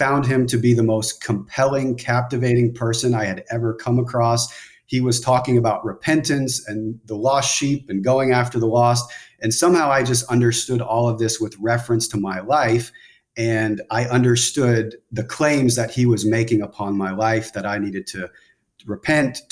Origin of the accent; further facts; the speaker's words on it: outside of Dallas, Texas, United States; I was raised outside of Dallas, Texas in a Bible church